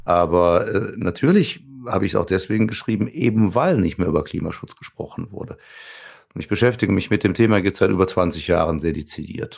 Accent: Cologne, North Rhine-Westphalia, Germany; ich komme ja aus Köln

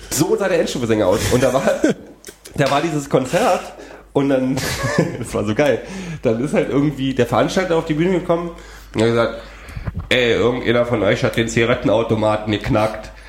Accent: Frankfurt, Germany; in meiner Stadt, wo ich aufgewachsen bin, in Frankfurt

